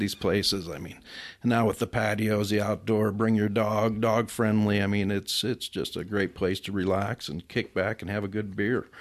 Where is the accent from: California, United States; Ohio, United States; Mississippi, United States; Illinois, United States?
Illinois, United States; Chicago; moved away; I'm originally from Chicago. Been out here for forty-two years, so I'd pretty much consider myself a native